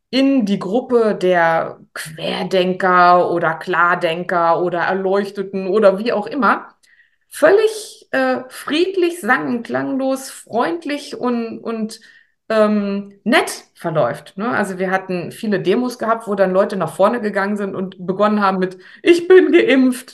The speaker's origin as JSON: {"language": "German", "town": "Paderborn", "region": "North Rhine-Westphalia", "country": "Germany", "said": "bei uns in Paderborn"}